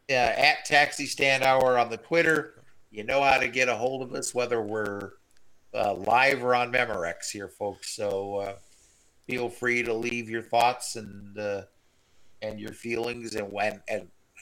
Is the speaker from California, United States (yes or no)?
yes; Los Angeles, California, United States; born there; I was born in East LA.